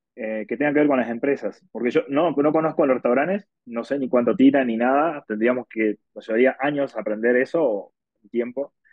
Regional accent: Argentina; now in Mexico City, Mexico; soy argentino

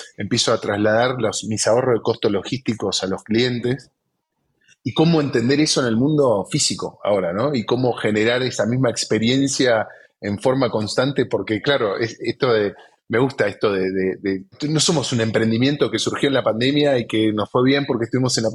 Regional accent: Argentina; nosotros como argentinos

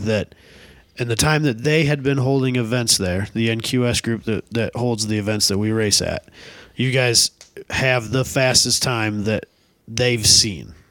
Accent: Northwest Iowa, United States; just ten, fifteen minutes from our hometowns

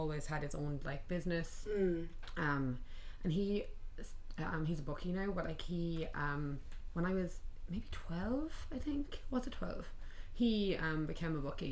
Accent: Mayo, Connacht, Ireland; moved away as an adult; also born or lived in Galway; now in New York City, United States; I'm from Mayo. Like born and raised. Moved here 5 years ago

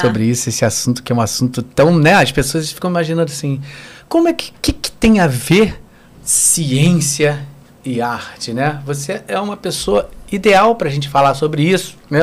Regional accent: Rio de Janeiro, Brazil; eu morava na Tijuca, morei desde, desde que nasci na Tijuca

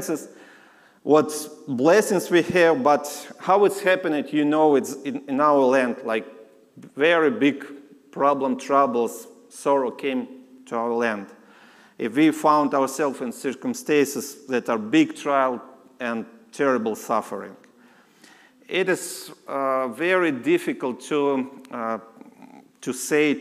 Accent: Lviv, Lviv Oblast, Ukraine; English is a second language; I'm from Lviv, like West Ukraine

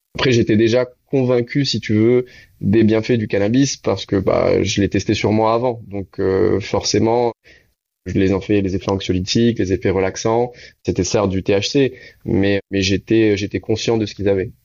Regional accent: Réunion; moved away; also born or lived in Canada; je suis de la Réunion

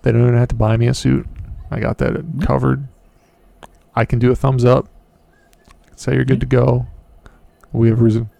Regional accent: United States; I'm an American

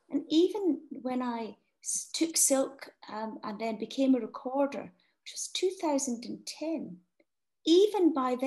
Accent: Scotland, United Kingdom; growing up in Scotland with two parents, neither of whom are lawyers

